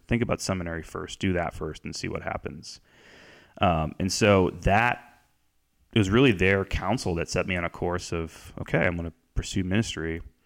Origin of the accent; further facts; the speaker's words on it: North Canton, Ohio, United States; I grew up in North Canton, Ohio, uh, which is just south of Cleveland by an hour